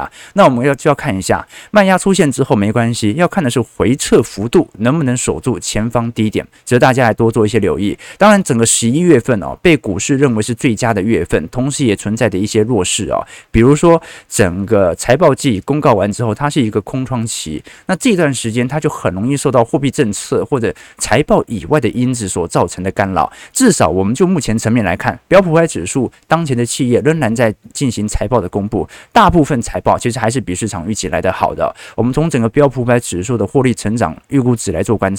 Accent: Taiwan; 不是我们台湾人很有钱呐

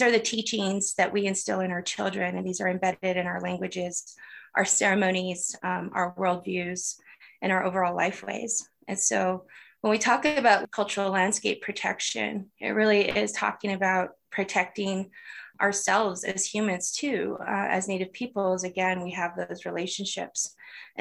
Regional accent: Arizona, United States; moved away; also born or lived in Church Rock, New Mexico; I am born and raised on the Great Navajo Nation, and I'm originally from Arizona.

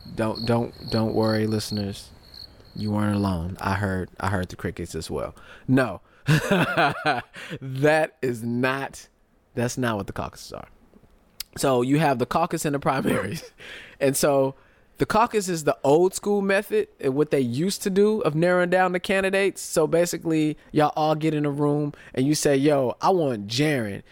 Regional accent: United States; most of us Americans, we spend our whole lives being American

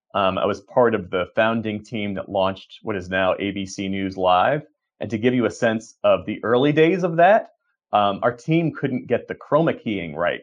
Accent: Voorhees, New Jersey, United States; I grew up outside of Philadelphia, uh, in Sou-, South Jersey, Voorhees, New Jersey

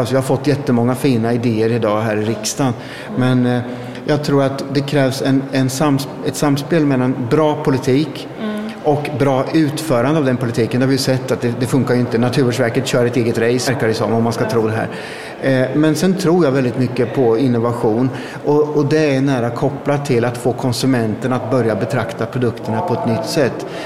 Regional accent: Östergötland, Sweden; det är mitt hemlän

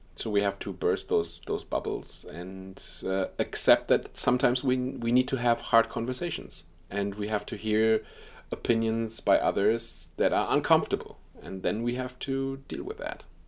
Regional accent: Germany; in Germany, uh, too, my, my home country.

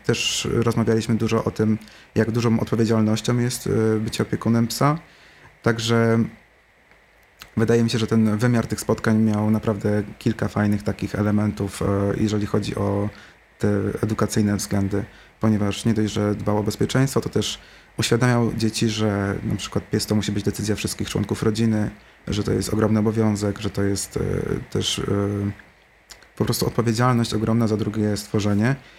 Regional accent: Suchedniów, Świętokrzyskie Voivodeship, Poland; moved away; sam zresztą wyjechałem kiedyś z Suchedniowa, nie było mnie w Suchedniowie przez 9 lat

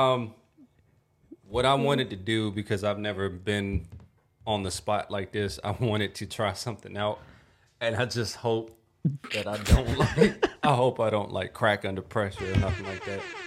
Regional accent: the South, United States; accent: southern; this is my like southern accent

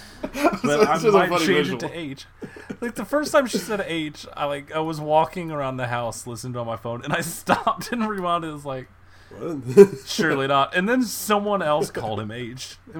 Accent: Texas, United States; I'm from Texas

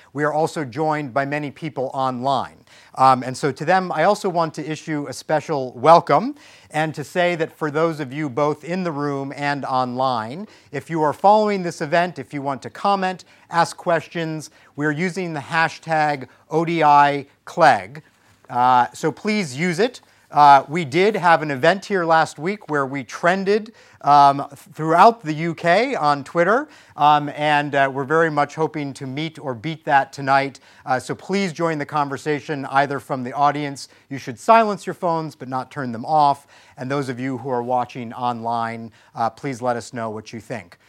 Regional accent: United States; as an American

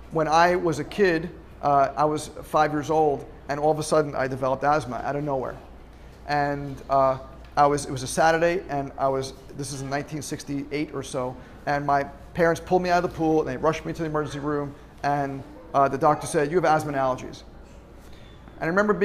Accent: Long Island, New York, United States; moved away; driving home from SUNY Albany to Long Island, New York, where I'm from

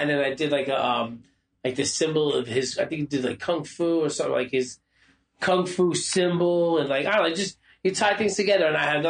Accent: Brooklyn, New York, United States; I'm an old hardcore guy, you know, grew up going to CB's, I grew up in Brooklyn, I'm a kung fu guy.

